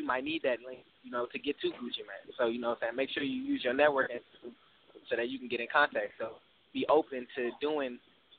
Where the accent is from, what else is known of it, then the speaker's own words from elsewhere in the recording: DMV area, United States; also born or lived in Texas / Mississippi; now in Houston, United States; I'm coming from DMV area, but I'm living in Texas right now.